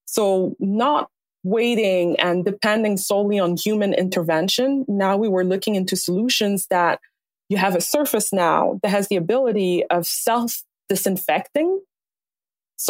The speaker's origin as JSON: {"language": "English", "town": "Montreal", "region": "Quebec", "country": "Canada", "tie": "born or raised there", "also_born_or_lived": "Alberta", "moved": "as an adult", "lives_now": "Vancouver, Canada", "said": "I was born in Montreal."}